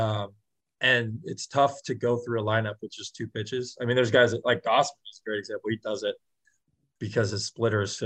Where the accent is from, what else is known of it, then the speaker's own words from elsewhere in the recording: San Francisco, California, United States; moved away as an adult; now in Toronto, Canada; I'm from San Francisco